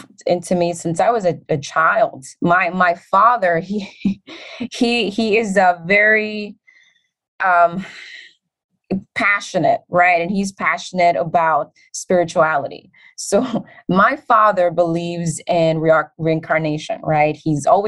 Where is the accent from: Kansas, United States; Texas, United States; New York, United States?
New York, United States; New York City; when I was 9 years old growing up in the Bronx